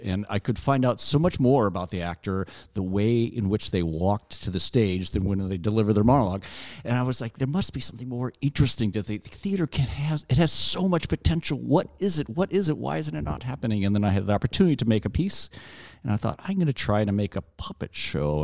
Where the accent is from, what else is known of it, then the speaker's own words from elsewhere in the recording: Alabama, United States; now in Chicago, United States; I grew up in Alabama in a very small town that didn't have a movie theater